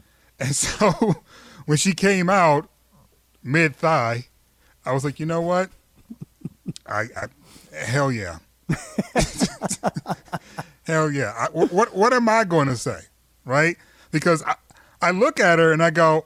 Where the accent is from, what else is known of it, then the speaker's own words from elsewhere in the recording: Detroit, Michigan, United States; my house growing up in Detroit